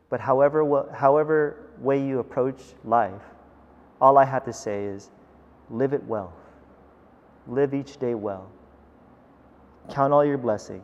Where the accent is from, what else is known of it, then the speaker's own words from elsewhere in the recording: United States; also born or lived in Philippines; as an American